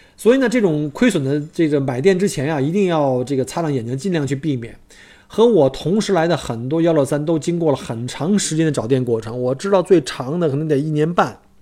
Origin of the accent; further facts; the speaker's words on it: China; 我们中国人就学不会吗？